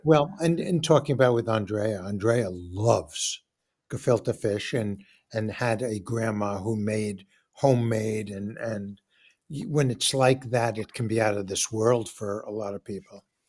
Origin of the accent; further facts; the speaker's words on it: New York City, New York, United States; I'm growing up in New York and I'm growing up in Forest Hills, which is predominantly Jewish